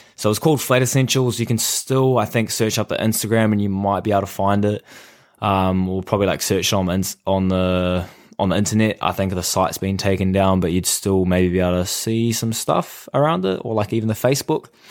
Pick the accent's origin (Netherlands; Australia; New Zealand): New Zealand; I am from New Zealand